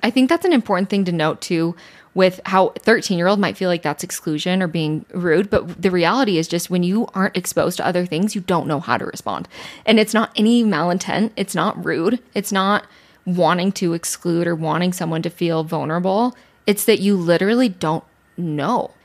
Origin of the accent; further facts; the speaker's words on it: Utah, United States; growing up in Utah